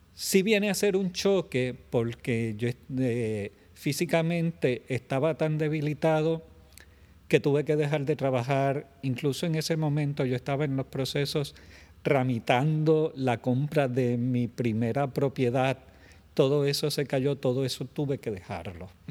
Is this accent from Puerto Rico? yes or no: yes; Puerto Rico; moved away as an adult; also born or lived in San Juan metropolitan area, Puerto Rico; retornar entonces a mi pueblo porque familia sigue siendo familia